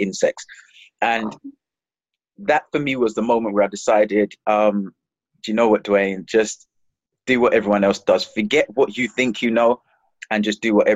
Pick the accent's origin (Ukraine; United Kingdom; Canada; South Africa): United Kingdom; London; also born or lived in Jamaica / Palmers Green, London; we moved to Hackney in East London